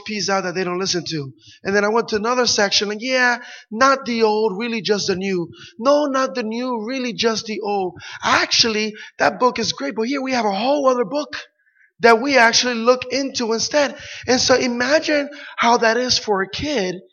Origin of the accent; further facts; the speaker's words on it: Puerto Rico; I grew up in Puerto Rico